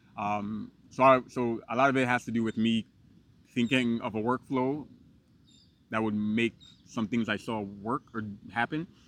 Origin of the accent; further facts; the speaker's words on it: New York City, New York, United States; also born or lived in Guyana; I grew up in Brooklyn